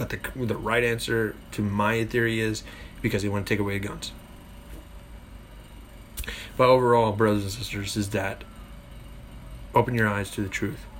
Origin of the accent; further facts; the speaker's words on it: United Kingdom; But me, I'm a Brit, I'm a proud gun owner